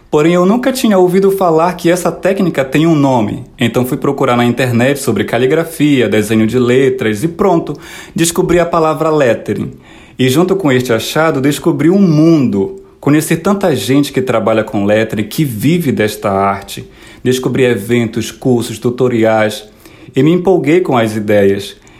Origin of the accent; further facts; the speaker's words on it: Morumuru, interior of Pará, Brazil; now in Petrópolis, Brazil; sou natural do Morumuru, uma pequena comunidade que fica no interior do estado do Pará